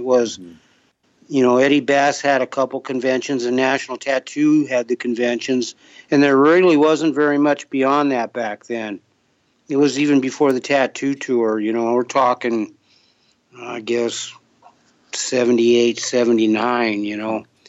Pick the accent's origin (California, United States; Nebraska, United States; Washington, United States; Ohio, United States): Nebraska, United States; Omaha; I'm just somebody from Omaha.